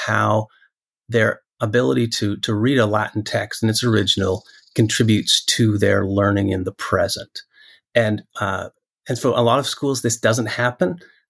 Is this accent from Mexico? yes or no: no; Western Canada, Canada; Whereas if you live in a monoglot culture where I grew up in Western Canada, typically you didn't have to, there wasn't that external compulsion.